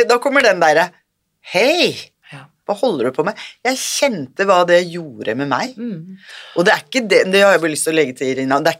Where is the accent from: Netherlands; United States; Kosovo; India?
India; Jeg kommer fra India